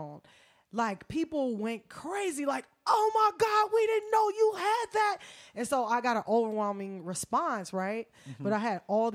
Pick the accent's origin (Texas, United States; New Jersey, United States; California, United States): California, United States; Oakland; growing up in Oakland